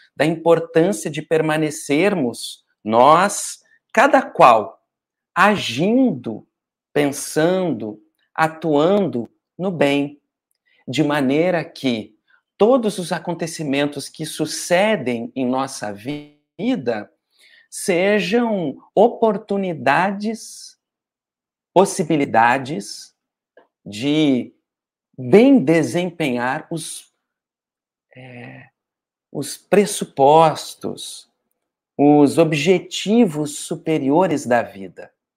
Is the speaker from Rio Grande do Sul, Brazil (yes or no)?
yes; Porto Alegre, Rio Grande do Sul, Brazil; now in Rio de Janeiro, Brazil; Eu também sou de Porto Alegre, mas estou morando no Rio de Janeiro